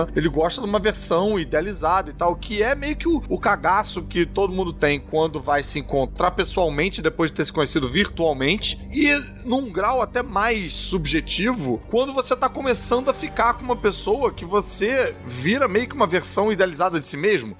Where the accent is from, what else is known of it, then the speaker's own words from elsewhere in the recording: Brazil; eu sou brasileiro também